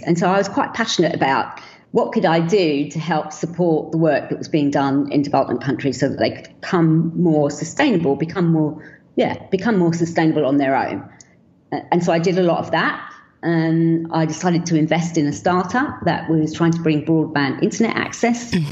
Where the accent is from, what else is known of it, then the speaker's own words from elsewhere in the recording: London, United Kingdom; I was born in London